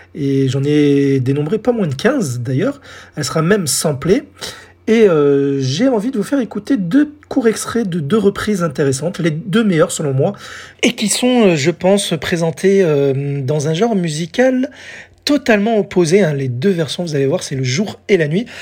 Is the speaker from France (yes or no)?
yes; France; chez nous en France